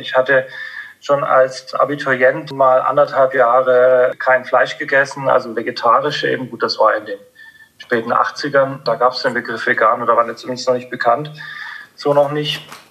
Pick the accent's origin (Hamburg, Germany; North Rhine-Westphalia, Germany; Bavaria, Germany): Bavaria, Germany; Upper Franconia; ich bin in, in, in, in Oberfranken aufgewachsen